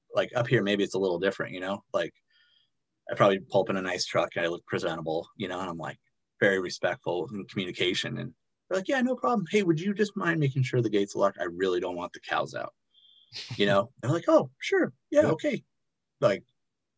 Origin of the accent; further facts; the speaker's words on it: Encinitas, California, United States; where I grew up in Encinitas, it's North County, San Diego